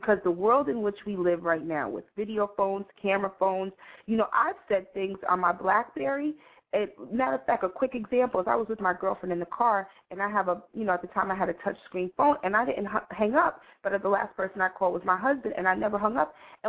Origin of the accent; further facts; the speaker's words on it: Boston, Massachusetts, United States; also born or lived in Cambridge; I remember growing up in Boston in the 70s and things that my mom taught me at 3 and 4 years old living in Cambridge about race.